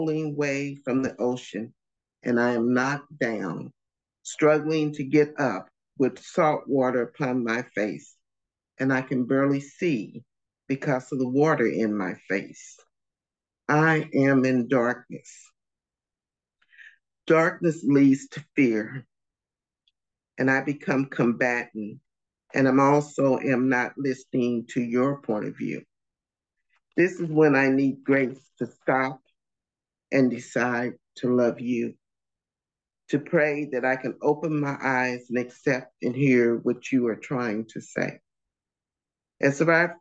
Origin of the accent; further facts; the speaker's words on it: St. Louis, Missouri, United States; moved away as an adult; now in North Carolina, United States; We grew up in St. Louis, Missouri. We now live in North Carolina